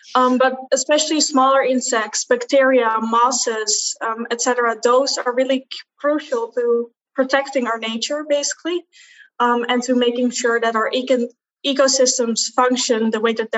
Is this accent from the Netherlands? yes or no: yes; Netherlands; I'm from the Netherlands.